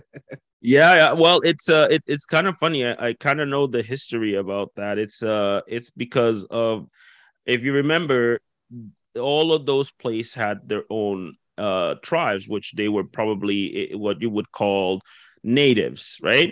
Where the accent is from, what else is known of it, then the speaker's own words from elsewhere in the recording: Dominican Republic; moved away; I'm from the Caribbean myself. I'm from okay. the Dominican Republic originally